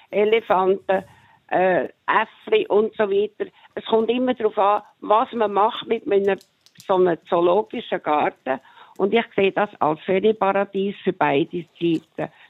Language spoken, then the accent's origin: German; Zurich, Switzerland; ich bin in Zürich aufgewachsen